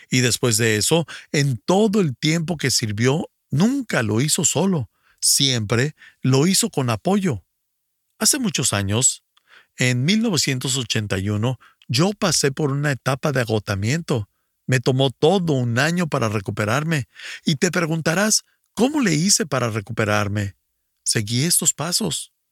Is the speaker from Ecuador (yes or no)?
yes; Ecuador; Buenos días … soy del Ecuador.